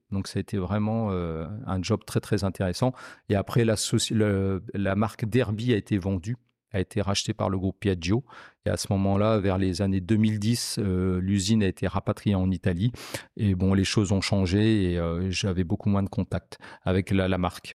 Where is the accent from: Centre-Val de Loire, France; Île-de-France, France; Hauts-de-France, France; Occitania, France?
Hauts-de-France, France; Picardy; moved away as an adult; now in Lyon, France; Je suis originaire de Picardie et euh, je suis arrivé à Lyon en 2006